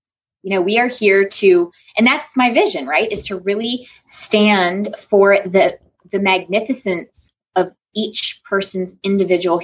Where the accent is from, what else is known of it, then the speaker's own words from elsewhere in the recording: Connecticut, United States; now in North Carolina, United States; I was born and raised in Connecticut. And so coming to North Carolina